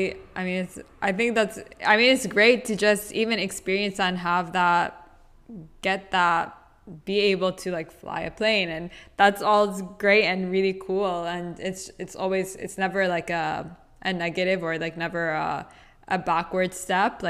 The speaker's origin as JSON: {"language": "English", "town": "Boston", "region": "Massachusetts", "country": "United States", "tie": "born or raised there", "also_born_or_lived": "Saudi Arabia", "said": "I was born and raised in Boston, but my family are originally from Saudi Arabia."}